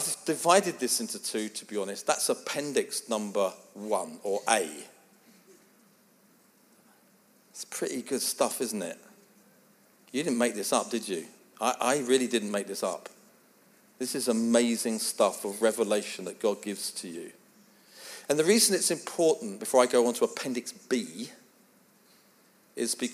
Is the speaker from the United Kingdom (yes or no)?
yes; England, United Kingdom; I am English. It is my family.